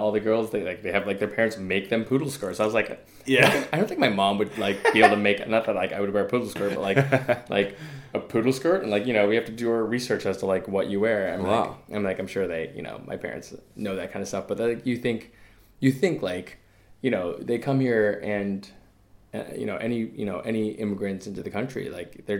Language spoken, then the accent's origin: English; United States; growing up in America, growing up here